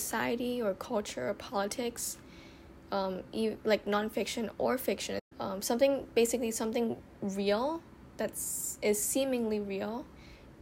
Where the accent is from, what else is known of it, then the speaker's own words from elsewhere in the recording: Thailand; also born or lived in Bangkok / Nonthaburi; I'm living in Thailand. I was born in Thailand